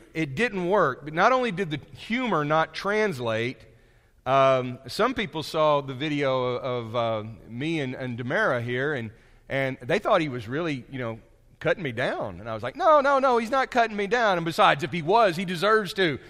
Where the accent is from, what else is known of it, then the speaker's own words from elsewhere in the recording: United States; I'm from America